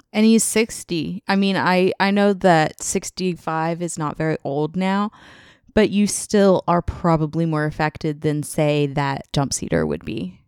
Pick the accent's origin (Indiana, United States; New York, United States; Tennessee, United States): Tennessee, United States; moved away; I'm from Tennessee. My family still lives there.